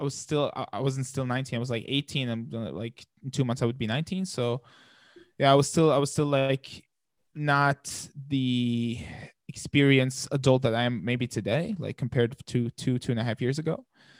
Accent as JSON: {"language": "English", "country": "Palestine", "tie": "born or raised there", "lives_now": "Germany", "said": "I think the culture there is very, very family oriented."}